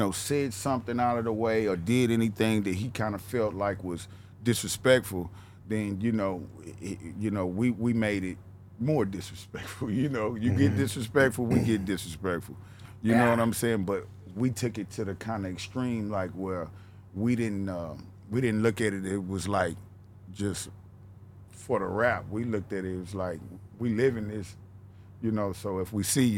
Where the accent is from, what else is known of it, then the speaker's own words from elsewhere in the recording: Nashville, Tennessee, United States; accent: Southern tone; also born or lived in West Coast; I come from Nashville, Cadsville, I come from the ghetto, I come from nothing